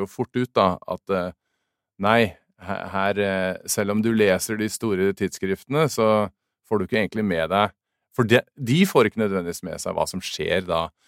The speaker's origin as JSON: {"language": "Norwegian", "country": "Norway", "tie": "born or raised there", "also_born_or_lived": "Drammen", "moved": "as an adult", "lives_now": "United States", "said": "jeg vokste opp i Norge"}